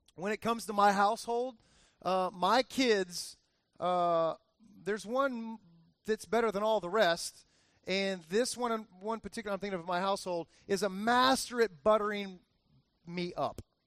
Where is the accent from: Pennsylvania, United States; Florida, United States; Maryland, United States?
Florida, United States; Miami; All my years growing up, I remember my dad taking me all over different places in Miami